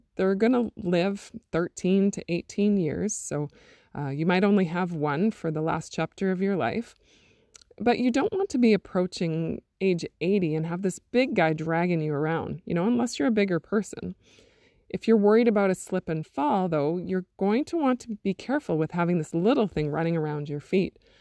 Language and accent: English; Interlake region of Manitoba, Canada; born or raised there; also born or lived in Thompson, Manitoba